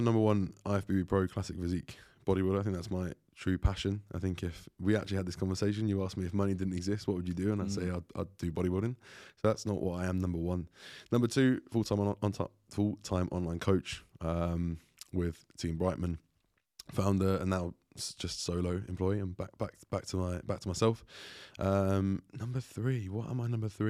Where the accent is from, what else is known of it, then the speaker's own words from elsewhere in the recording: Grays, East of England, United Kingdom; born there; I was born in Grays, Essex, back in the UK. I was not there for long, like a couple of years. Moved around a lot as a kid.